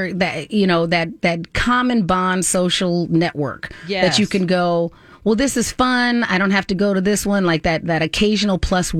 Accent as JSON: {"language": "English", "region": "Southwest", "country": "United States", "accent": "Southwest", "lives_now": "Minnesota, United States", "said": "Like, I've lived here long enough that my accent from being in the Southwest, which is not a very deep accent anyway, is pretty much gone."}